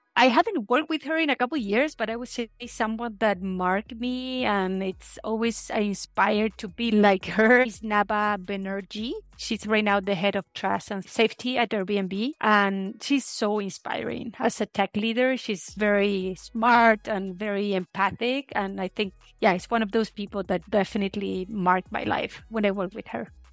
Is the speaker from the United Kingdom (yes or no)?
no; Chile; moved away as an adult; also born or lived in Santiago, Chile / Constitución, Chile / Seattle, United States; I grew up in Chile